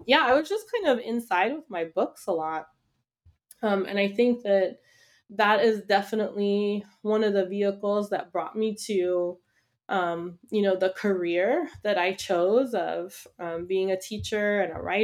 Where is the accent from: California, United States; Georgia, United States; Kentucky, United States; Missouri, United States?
California, United States; Los Angeles; So I grew up in Los Angeles.